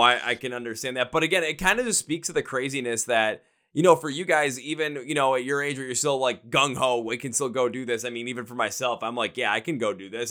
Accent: Midwest, United States; Midwest where I'm

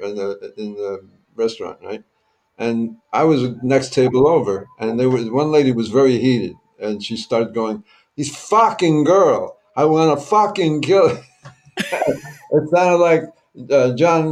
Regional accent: Newark, New Jersey, United States; moved away; I'm from Newark

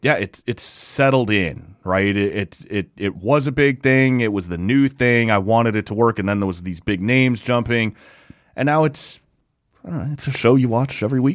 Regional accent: Winnipeg, Manitoba, Canada; I'm from Winnipeg, you idiot.

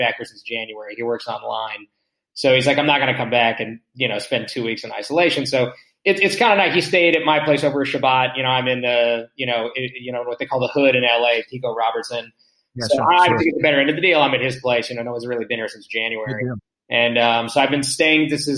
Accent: Israel; born there; So, I was born here. I was born in Israel.

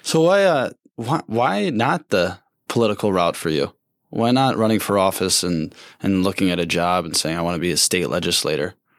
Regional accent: Saint Paul, Minnesota, United States; when I tell people where I'm from, I go, "Saint Paul."

